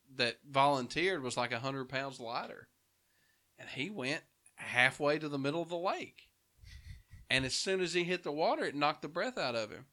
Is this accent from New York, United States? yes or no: no; Dora, Alabama, United States; moved away; I'm from Dora originally